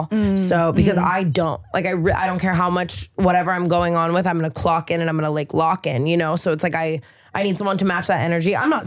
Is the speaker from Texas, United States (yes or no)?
no; Las Vegas, Nevada, United States; now in California, United States; I'm from Vegas